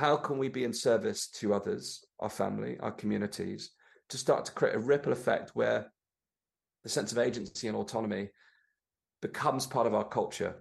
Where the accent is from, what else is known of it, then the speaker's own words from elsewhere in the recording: Torbay, South West England, United Kingdom; growing up in Torbay there, which is where I lived when I was growing up